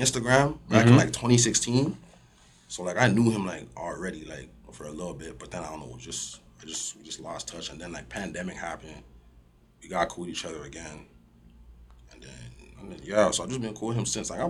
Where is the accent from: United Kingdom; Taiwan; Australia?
Australia; I'm Nigerian background. I grew up in Australia. I was born there.